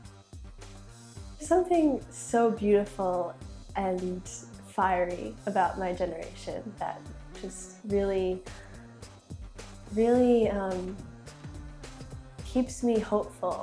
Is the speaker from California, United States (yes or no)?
no; Long Island, New York, United States; Growing up on Long Island